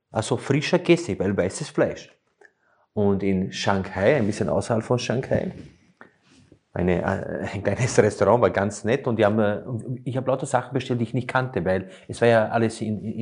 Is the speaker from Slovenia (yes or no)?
yes; Slovenia; Es ist ja auch so, ich komme ja ursprünglich aus Slowenien und wir haben immer die Italiener bewundert, wenn sie bei Tisch saßen